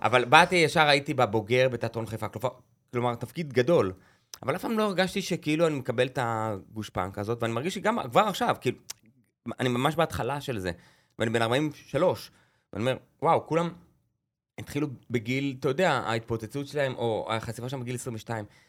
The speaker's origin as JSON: {"language": "Hebrew", "town": "Beit Zera", "region": "Northern District", "country": "Israel", "tie": "born or raised there", "said": "גדלתי בקיבוץ, בבית זרע, בעמק הירדן"}